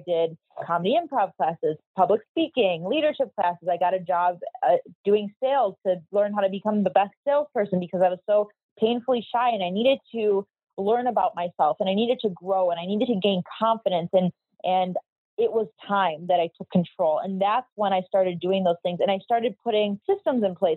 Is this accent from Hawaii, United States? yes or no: no; Chicago, Illinois, United States; moved away as an adult; now in Miami Beach, United States; I'm from Chicago